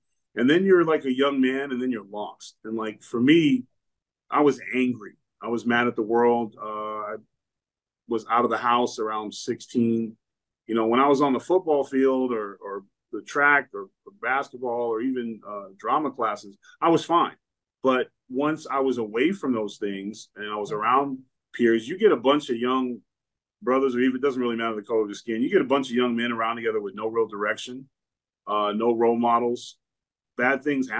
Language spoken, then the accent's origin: English; Lynn, Massachusetts, United States; also born or lived in Exeter, New Hampshire; And so I was born in Exeter, New Hampshire at a hospital. And then I was brought back to Lynn, Massachusetts area.